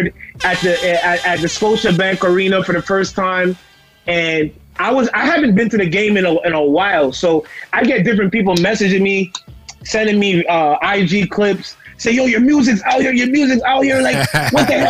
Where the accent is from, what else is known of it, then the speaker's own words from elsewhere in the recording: Toronto, Ontario, Canada; coming back home, it's real difficult to navigate through Toronto